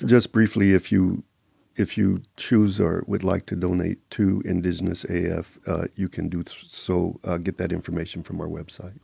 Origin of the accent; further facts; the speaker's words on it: Kansas City, Kansas, United States; now in Las Vegas, United States; I'm originally from Kansas City, Kansas.